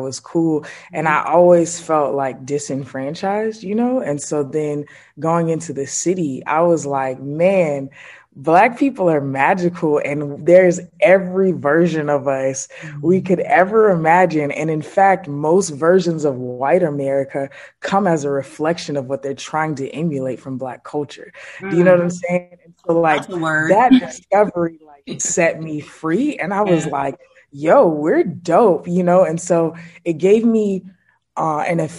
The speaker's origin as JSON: {"language": "English", "town": "Atlanta", "region": "Georgia", "country": "United States", "tie": "born or raised there", "said": "I was born on the south side of Atlanta. It's like, I'm so proud of that. Yep. Born and raised in Atlanta"}